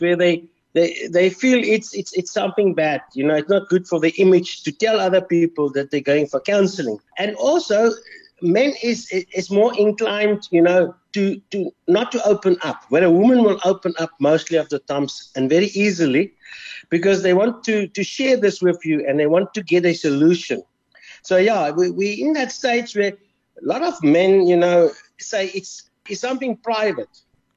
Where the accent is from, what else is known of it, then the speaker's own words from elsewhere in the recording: Pretoria, Gauteng, South Africa; I was born in Pretoria, so I was a Blue Bull supporter